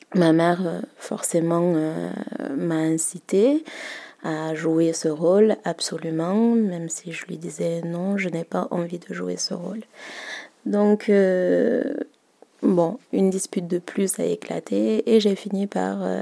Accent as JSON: {"language": "French", "country": "Madagascar", "said": "je suis malgache"}